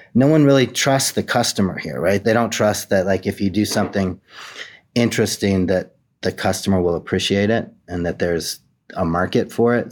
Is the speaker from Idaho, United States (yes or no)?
yes; Boise, Idaho, United States; moved away as an adult; also born or lived in New York City; my hometown